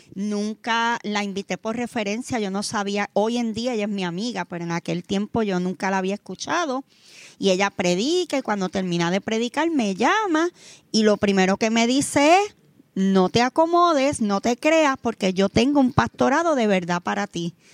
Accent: Vega Baja, Puerto Rico; nosotros somos de Vega Baja

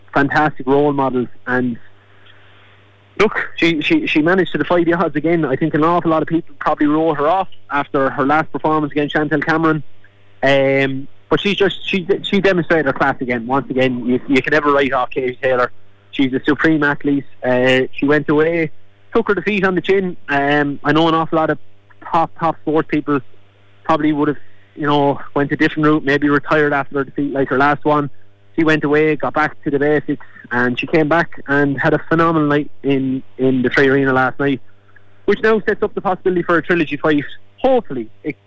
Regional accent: Kilkenny, Leinster, Ireland; born or raised there

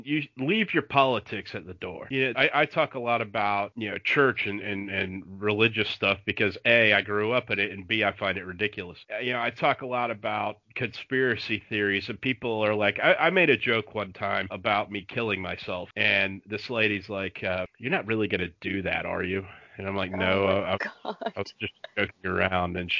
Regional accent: Florida, United States; growing up in Florida

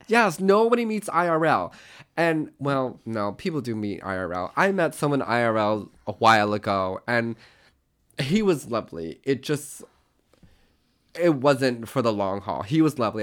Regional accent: Tulsa, Oklahoma, United States; I was born in eighty-seven in Tulsa, Oklahoma.

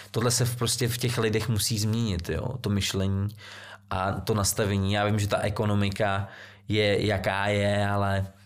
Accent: Central Bohemian Region, Czechia; Těch restaurací zrovna teď jsem byl eh, tam u nás na Příbramsku, přijela mi sestra eh, z, z Vídně

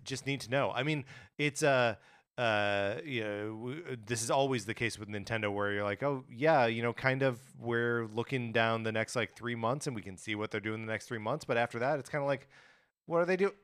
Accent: Wisconsin, United States; now in Los Angeles, United States; growing up in Wisconsin

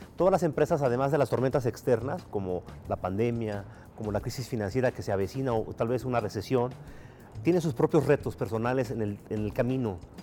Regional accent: Mexico; los que somos mexicanos

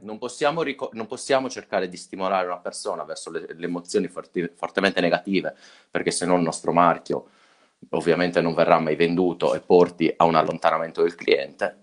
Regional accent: Sardinia, Italy; siamo sardi

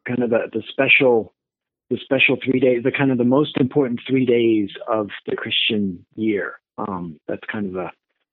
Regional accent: France; moved away as an adult; now in Ann Arbor, United States; I grew up in France, and I moved to the States for my college years, and been here ever since.

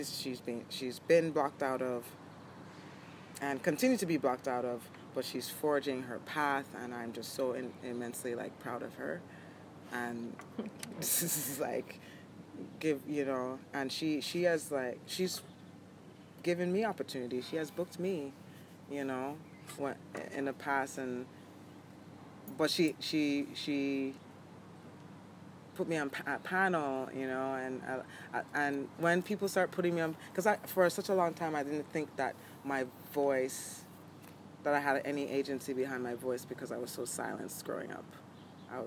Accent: Jamaica; now in New York, United States; growing up in Jamaica

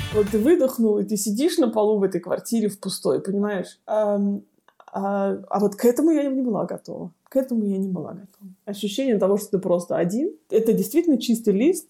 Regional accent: Siberia, Russia; moved away as an adult; also born or lived in Kemerovo, Russia; now in Munich, Germany; девочка из Сибири

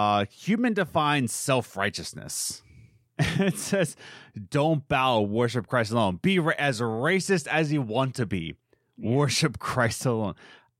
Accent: East Coast, United States; I'm from the East Coast. I'm going Eastern medicine, whatever, East for life, gang up.

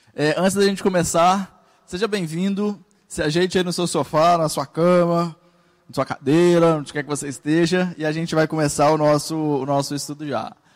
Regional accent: Brazil; na igreja brasileira porque a gente é brasileiro

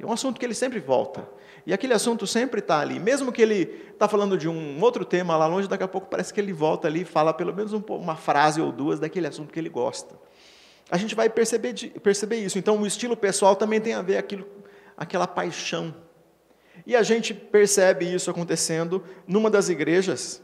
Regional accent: Paraná, Brazil; accent: paranaense; o pare é coisa de paranaense, né? O meu sotaque

